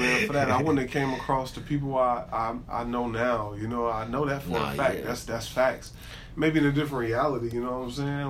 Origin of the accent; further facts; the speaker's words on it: California, United States; moved away as an adult; also born or lived in Hawaii; I'm from Cali, bro. I don't deal with no snow like that.